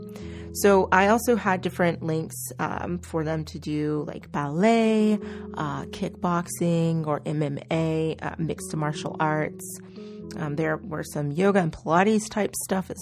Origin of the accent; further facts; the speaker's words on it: Oklahoma, United States; I'm from Oklahoma